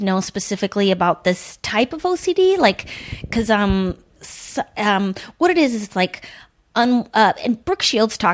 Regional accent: Duluth, Minnesota, United States; I grew up in Duluth

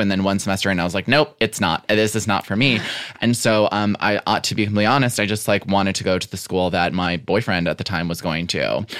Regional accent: Western Springs, Illinois, United States; also born or lived in South Side, Chicago; I was born on the South Side okay. um, and, and was there until I was like five or six. Then we moved into Western Springs.

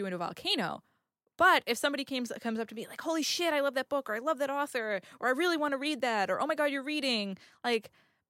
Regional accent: New England, United States; I grew up in New England. We're mean as fuck.

